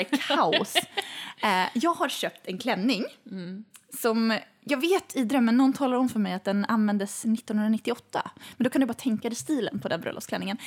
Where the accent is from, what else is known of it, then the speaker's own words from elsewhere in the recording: Boden, Norrbotten County, Sweden; moved away; i Boden, där jag kommer ifrån